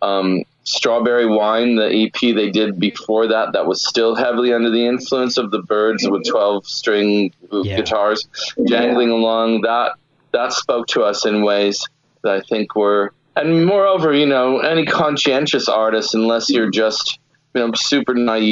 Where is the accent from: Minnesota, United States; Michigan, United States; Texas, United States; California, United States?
California, United States; Santa Barbara; also born or lived in Richmond; where I grew up in Santa Barbara